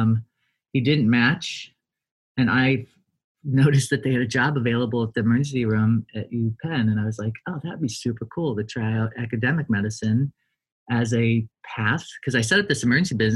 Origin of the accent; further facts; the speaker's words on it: Ohio, United States; moved away as an adult; now in Davis, United States; come back to Ohio, do an opto residency and take over my boss's ophthalmology practice in my hometown